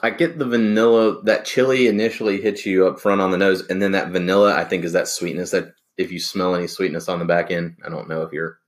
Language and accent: English; the South, United States; growing up in the South, where in the country where our water wasn't the best